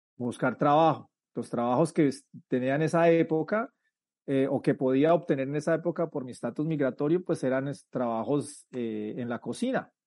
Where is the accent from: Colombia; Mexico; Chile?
Colombia; moved away as an adult; now in United States; soy colombiano y, en el, y cuando tenía 19 años decidí o por situaciones de la vida decidí emigrar a los Estados Unidos